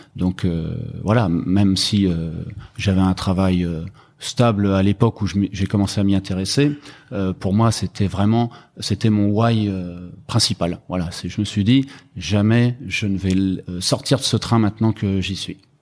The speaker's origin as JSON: {"language": "French", "town": "Rennes", "region": "Brittany", "country": "France", "also_born_or_lived": "Germany", "moved": "as an adult", "lives_now": "Hong Kong", "said": "je viens de Rennes en Bretagne, mais j'habite euh, à Hong Kong depuis 12 ans avec ma femme et mes enfants"}